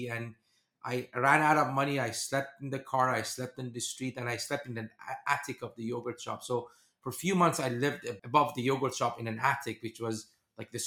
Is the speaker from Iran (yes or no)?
yes; Iran; moved away as an adult; also born or lived in Germany; I grew up in Iran during the war and revolution